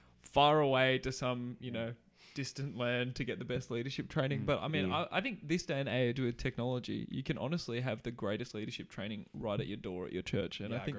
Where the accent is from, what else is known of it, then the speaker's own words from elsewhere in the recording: Australia; now in New Zealand; I remember when I first met you and you found out I was Australian.